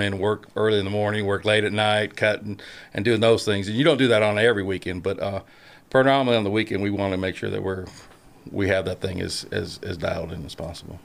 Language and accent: English; Northern California, United States; moved away; I was born and raised in Northern California